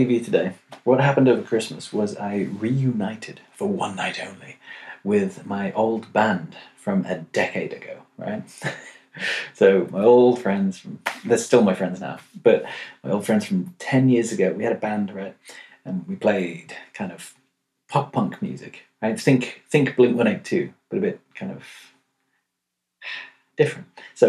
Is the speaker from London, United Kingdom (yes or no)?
yes; London, United Kingdom; now in Amsterdam, Netherlands; Also, I'm from London. Cool. But go to uni in Amsterdam.